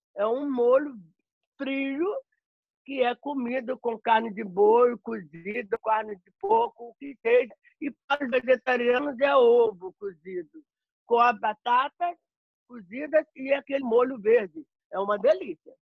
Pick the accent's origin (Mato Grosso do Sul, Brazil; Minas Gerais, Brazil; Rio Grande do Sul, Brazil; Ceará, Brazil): Minas Gerais, Brazil; Belo Horizonte; moved away as an adult; now in Frankfurt, Germany; sou natural de Minas Gerais, Belo Horizonte